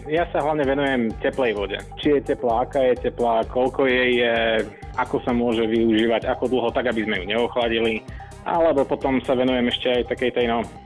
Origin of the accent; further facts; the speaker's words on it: Košice, Košice Region, Slovakia; now in Malinovo, Slovakia; ja som z Košic, ale bývam v Malinové, pretože pracujem v Bratislave, takže taký trojuholník.